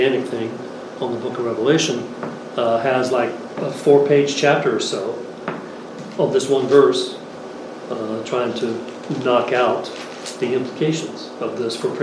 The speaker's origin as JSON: {"language": "English", "town": "Philadelphia", "region": "Pennsylvania", "country": "United States", "said": "I come from the Philadelphia area"}